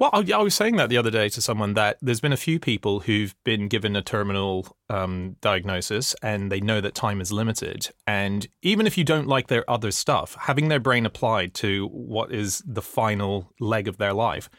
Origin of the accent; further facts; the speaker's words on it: Australia; moved away as an adult; also born or lived in Hong Kong; now in United Kingdom; I grew up in Australia for all my teenage years